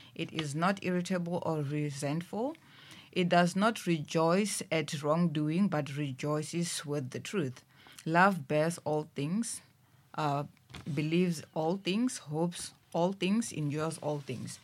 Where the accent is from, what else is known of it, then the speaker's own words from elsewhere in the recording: Thohoyandou, Limpopo, South Africa; also born or lived in Musina; I was born, uh, back in Musina and I stayed, uh, in Limpopo, in Thoyandou